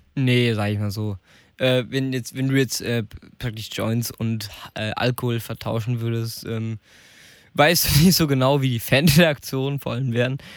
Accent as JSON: {"language": "German", "country": "Germany", "said": "Bei uns in Deutschland"}